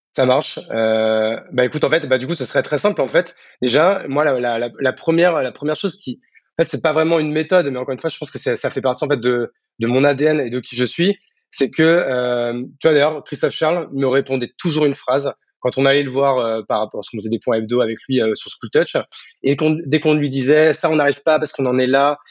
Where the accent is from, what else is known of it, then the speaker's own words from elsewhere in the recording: Marne, Champagne-Ardenne, Grand Est, France; moved away as an adult; also born or lived in Paris; now in Bordeaux, France; de base, je suis né à Paris, mais je n'ai pas vécu longtemps. je suis très vite vivre à la campagne, dans la Marne, en Champagne-Ardenne, où j'ai vécu toute mon enfance, adolescence, jusqu'au bac